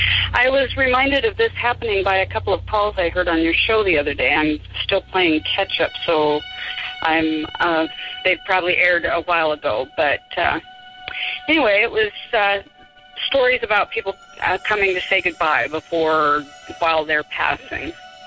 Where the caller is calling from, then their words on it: Spokane, Washington, United States; from Spokane.